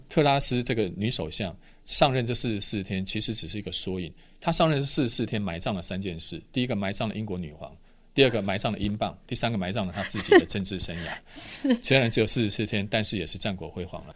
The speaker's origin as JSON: {"language": "Chinese", "country": "Taiwan", "said": "我们台湾人"}